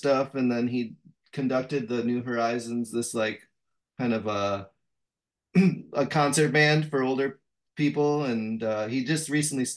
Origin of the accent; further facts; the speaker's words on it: just outside of Madison, Wisconsin, United States; I grew up just outside of Madison, Wisconsin